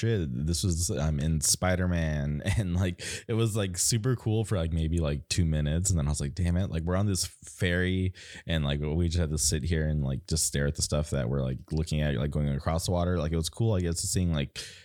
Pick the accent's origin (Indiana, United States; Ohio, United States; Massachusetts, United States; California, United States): California, United States; Palm Springs; moved away; also born or lived in Orange County, California; growing up in Palm Springs and then moving like 2 hours away to Orange County